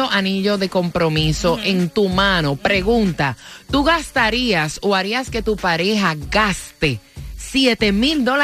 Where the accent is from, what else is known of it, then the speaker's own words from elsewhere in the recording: Caracas, Capital District, Venezuela; moved away; De Venezuela.